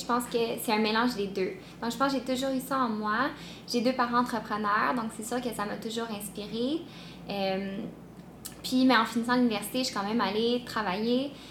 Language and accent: French; Montreal, Quebec, Canada; je viens de Montréal